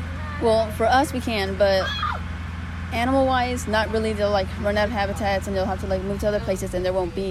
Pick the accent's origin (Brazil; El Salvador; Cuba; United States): United States; Trinity, Texas